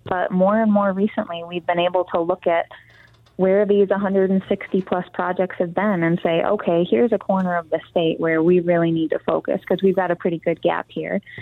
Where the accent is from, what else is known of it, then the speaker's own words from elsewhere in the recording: Garden Peninsula, Upper Peninsula of Michigan, United States; I grew up in the Upper Peninsula of Michigan on the on the Garden Peninsula